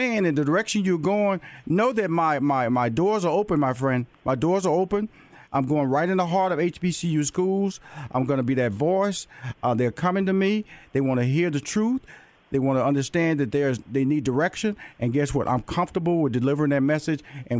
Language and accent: English; Houston, Texas, United States; I'm tell you where I'm from. I'm from Houston, Texas.